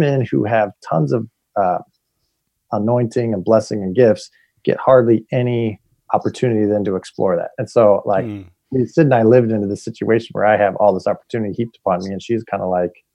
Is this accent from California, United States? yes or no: yes; Bay Area, California, United States; I was raised in California, Bay Area